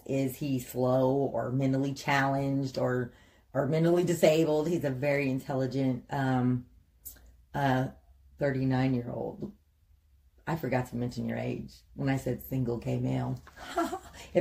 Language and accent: English; Sacramento, California, United States; now in Missouri, United States; I was born and raised in Sacramento, California